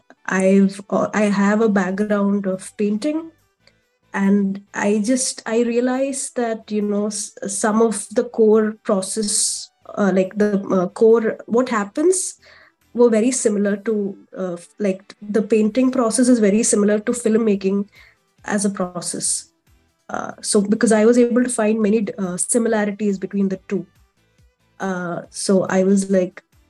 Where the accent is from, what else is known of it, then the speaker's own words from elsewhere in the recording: Kerala, India; I'm from India, specifically Kerala. It's a southern state in India